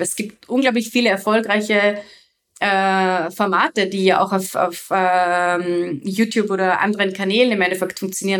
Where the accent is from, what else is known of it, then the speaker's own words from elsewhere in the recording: Salzburg, Austria; bei uns in Salzburg